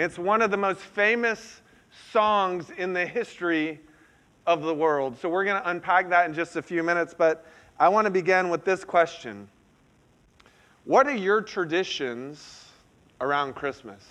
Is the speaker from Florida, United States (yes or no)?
yes; Central Florida, United States; moved away; I'm from Central Florida originally